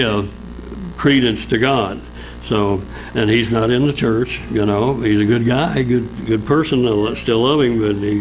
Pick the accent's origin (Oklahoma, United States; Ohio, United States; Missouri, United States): Oklahoma, United States; Oilton; also born or lived in Duncan, Oklahoma; I moved back to my hometown in Oilton, Oklahoma